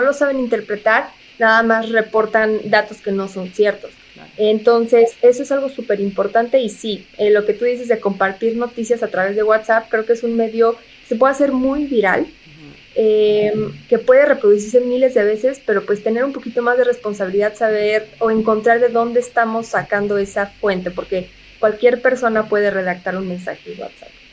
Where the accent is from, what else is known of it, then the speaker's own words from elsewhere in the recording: Mexico; tenemos un gran reto como mexicanos